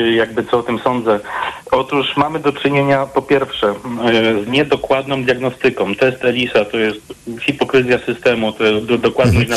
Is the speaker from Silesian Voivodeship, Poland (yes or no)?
yes; Katowice, Silesian Voivodeship, Poland; jestem z Katowic